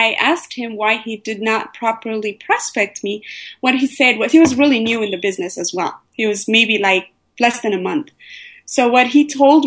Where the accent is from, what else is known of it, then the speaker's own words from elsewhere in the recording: Ethiopia; moved away as an adult; also born or lived in Eritrea; now in United States; I was born and raised in Ethiopia.